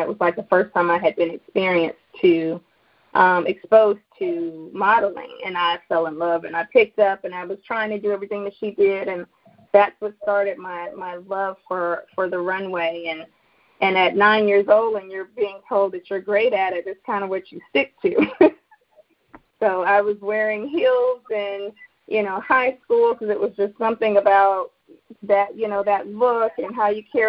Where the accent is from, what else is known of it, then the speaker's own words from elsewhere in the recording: Germany; also born or lived in Charlotte, North Carolina, United States; I am originally from Charlotte, North Carolina. My father was in the military, in the Army, so I grew up overseas, mainly in Germany.